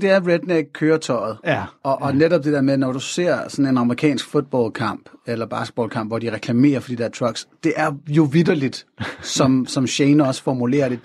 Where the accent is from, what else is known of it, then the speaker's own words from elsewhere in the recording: North Zealand, Capital Region of Denmark, Denmark; Jeg er sådan født og opvokset i Nordsjælland i 80'erne